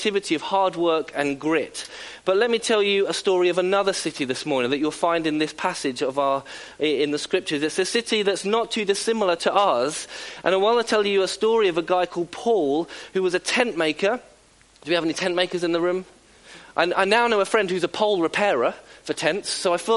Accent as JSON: {"language": "English", "area": "South Coast", "region": "South East England", "country": "United Kingdom", "tie": "born or raised there", "said": "born and bred on the South Coast, as am"}